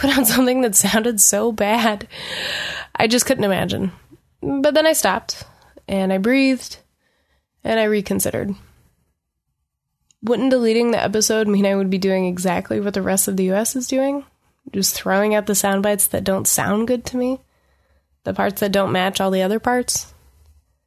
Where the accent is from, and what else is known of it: Madison County, North Carolina, United States; born or raised there; moved away